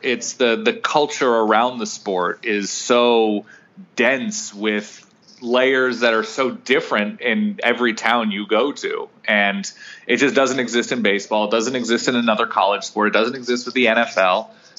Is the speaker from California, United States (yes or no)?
yes; Southern California, United States; born or raised there